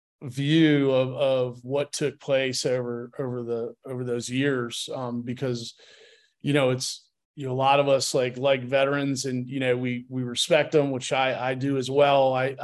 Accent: Connecticut, United States; also born or lived in California; Kind of all over. I was a military brat, but spent most of my formative years in Connecticut and but was born in California.

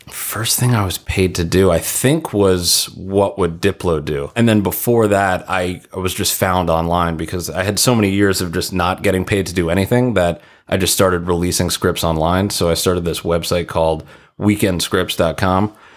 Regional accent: Ronkonkoma, New York, United States; moved away as an adult; now in Los Angeles, United States; I'm from Ronkonkoma, Long Island

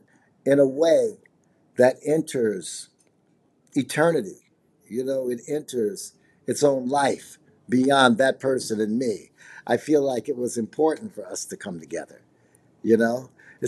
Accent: Chicago, Illinois, United States; I'm from Chicago, Illinois, and I'm a multimedia artist

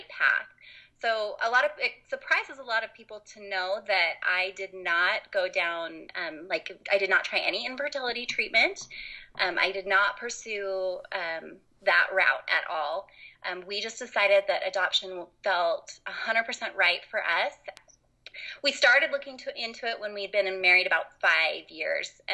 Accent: Utah, United States; I grew up in Utah, lived here most of my life

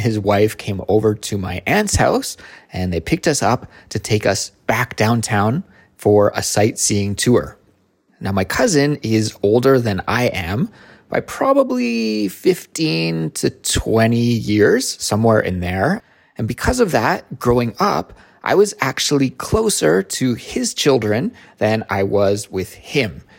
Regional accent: Kelowna, British Columbia, Canada; moved away as an adult; now in Seoul, South Korea; my hometown which is called Kelowna

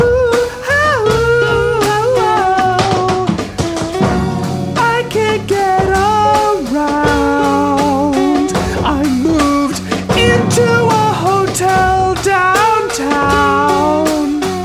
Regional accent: Los Angeles, California, United States; thank you guys so much for saving my hometown, Echo Park.

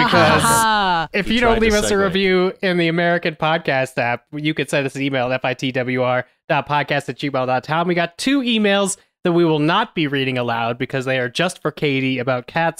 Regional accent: Toronto, Ontario, Canada; It's a very small Canadian indie. I'm from Toronto, but we've managed to secure a limited theatrical run across the US and Canada on September 22nd.

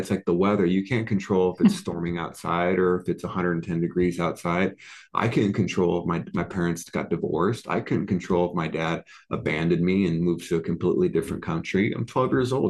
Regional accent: Oceanside, California, United States; moved away as an adult; now in Las Vegas, United States; I grew up in Oceanside, California. It's near ah, San Diego.

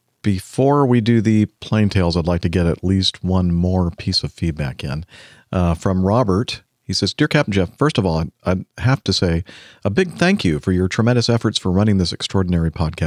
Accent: Austria; first language German; English is a second language; As a German native speaker, I'm from Austria, I have to tell you something's odd with the title of your last show

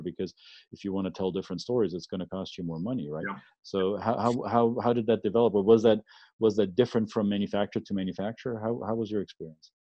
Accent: Germany; moved away as an adult; now in United States; when I grew up in the 80s and 90s in, in Germany

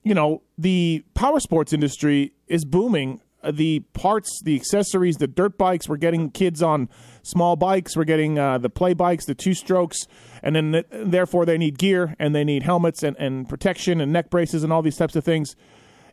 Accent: Canada; now in United States; I'm Canadian, and I've lived in America now for, 25 years or so

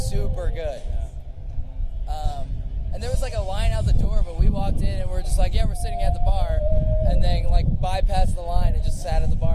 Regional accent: Las Vegas, Nevada, United States; now in Orange County, United States; we grew up in Vegas

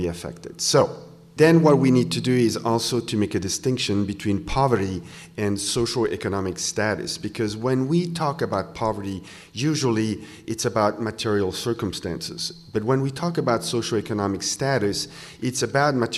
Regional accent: Switzerland; English is a second language; now in Wisconsin, United States; I come from Switzerland, this is why I have a little accent, but I come from a country where everybody's covered.

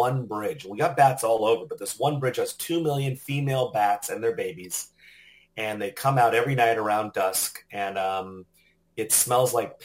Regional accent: Southern California, United States; now in Austin, United States; I'm originally from Southern California

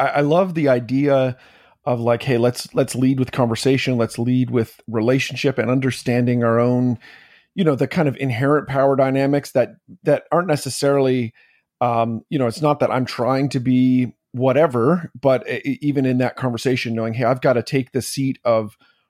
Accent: Canada; moved away; also born or lived in New Jersey; when we lived in New Jersey and served in New Jersey is people would find out that I was a Canadian. They would find out that I wasn't American.

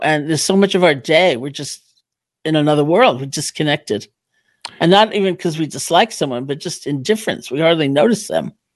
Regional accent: New York City, New York, United States; also born or lived in Barre, Massachusetts; I'm from New York originally

